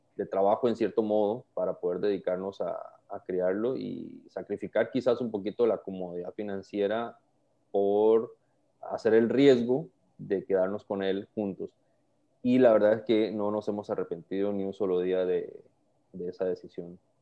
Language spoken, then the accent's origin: Spanish; Costa Rica; now in Panama; Soy costarricense, pero vivo en Panamá hace, hace bastantes años, como unos 15 años aproximadamente.